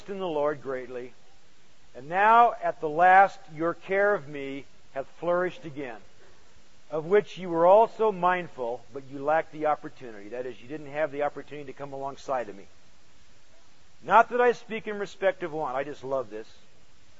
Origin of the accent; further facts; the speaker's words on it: United States; American Christians.